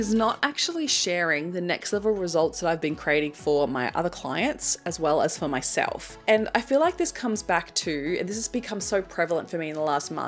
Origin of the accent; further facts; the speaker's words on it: Australia; as an Australian